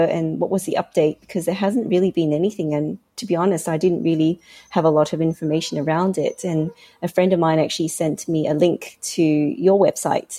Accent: Hong Kong; moved away as an adult; also born or lived in Australia; Originally, I grew up in Hong Kong

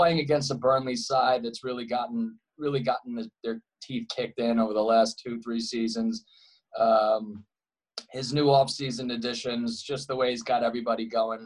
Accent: Long Island, New York, United States; moved away as an adult; also born or lived in Queens, New York; now in Los Angeles, United States; I'm from Queens, New York, and Astoria, and grew up on Long Island.

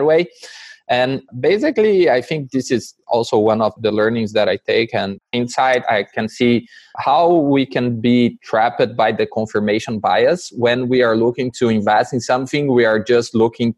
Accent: Brazil; now in Canada

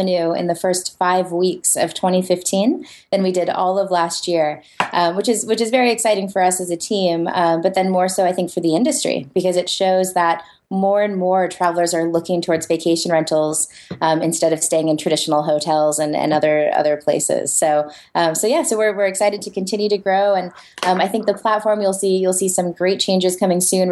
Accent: United States; as an American

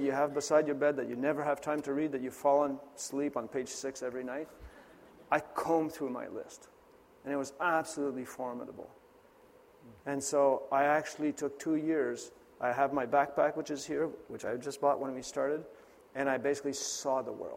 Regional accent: Canada; I was born in Canada

